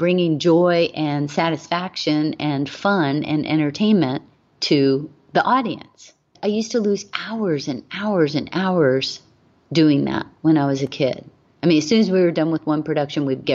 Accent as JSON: {"language": "English", "region": "Hawaii", "country": "United States", "tie": "born or raised there", "said": "I was raised in Hawaii"}